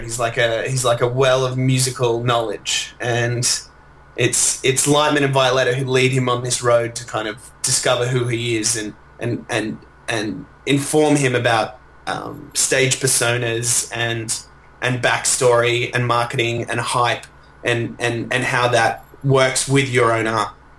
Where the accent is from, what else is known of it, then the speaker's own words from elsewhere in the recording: Melbourne, Victoria, Australia; I'm from Melbourne